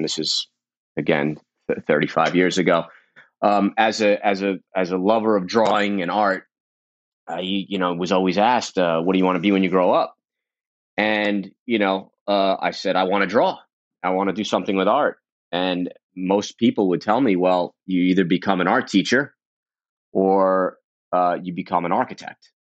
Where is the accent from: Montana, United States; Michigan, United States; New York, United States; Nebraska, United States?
New York, United States; New York City; I grew up in Brooklyn, in Coney Island